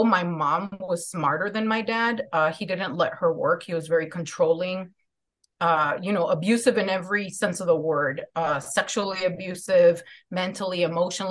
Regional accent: Chicago, Illinois, United States; So I'm from Chicago. I grew up in, I'm Mexican-American

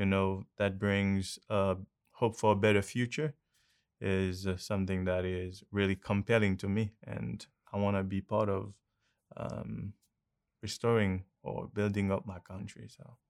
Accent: Haiti; I'm from Haiti.

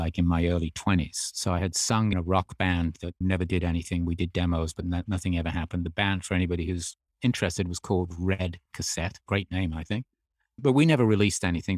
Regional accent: Birmingham, West Midlands, United Kingdom; born or raised there; moved away as an adult; also born or lived in Australia; now in United States

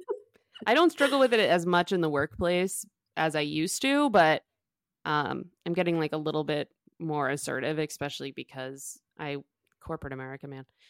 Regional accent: Boston, Massachusetts, United States; I'm from Boston

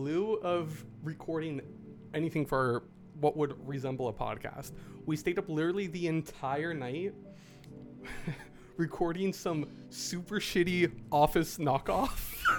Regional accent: Tampa, Florida, United States; first language English; we're from Tampa.

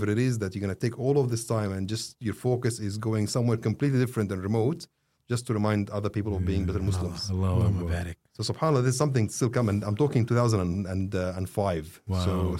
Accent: Egypt; I was like, I'm from Egypt.

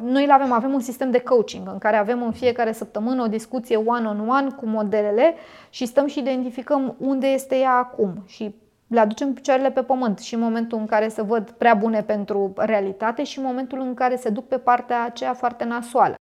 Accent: Bucharest, Romania; sunt din România, București

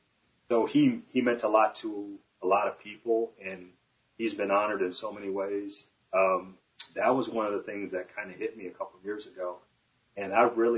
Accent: Michigan, United States; moved away as an adult; also born or lived in Iowa; I left to go back to Michigan

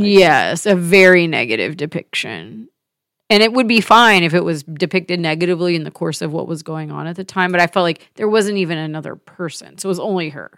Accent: the South, United States; moved away as an adult; as a Southerner

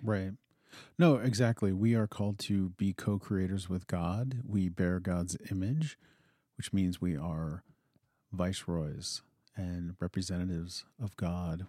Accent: Western Pennsylvania, United States; now in Montana, United States; I grew up in Western Pennsylvania

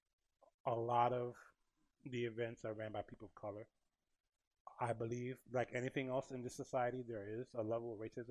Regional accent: New York, United States; I'm from New York and from this region

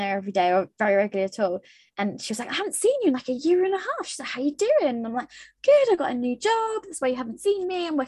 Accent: United Kingdom; we're British

